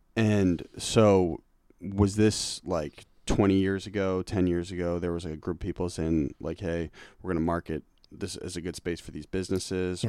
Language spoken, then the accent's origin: English; Cambridge, Massachusetts, United States; I'm from Cambridge, man. That's where I grew up